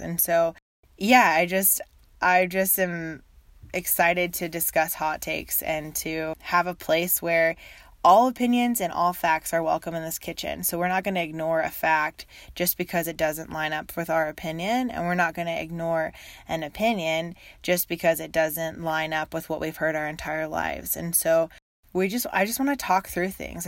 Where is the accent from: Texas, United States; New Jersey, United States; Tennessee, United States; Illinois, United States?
Texas, United States; also born or lived in Uganda; I live in Texas, near the Dallas area. And I grew up in Texas